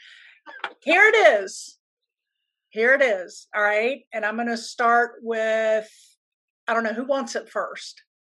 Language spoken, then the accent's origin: English; Hilton Head, South Carolina, United States; That's where I grew up in South Carolina.